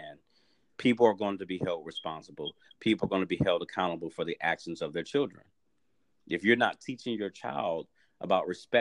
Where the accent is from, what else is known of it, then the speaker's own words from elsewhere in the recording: St. Louis, Missouri, United States; now in Dallas, United States; I was born and raised in St. Louis, Missouri